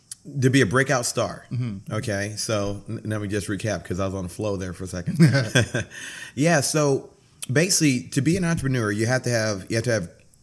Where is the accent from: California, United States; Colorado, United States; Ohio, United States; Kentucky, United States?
Ohio, United States; Columbus; now in Bahamas; I was born in Columbus, Ohio, the home of the Arnold Classic.